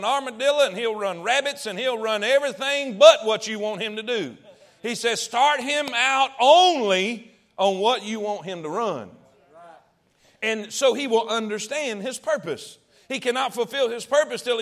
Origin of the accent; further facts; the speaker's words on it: East Coast, United States; moved away; I grew up on the East Coast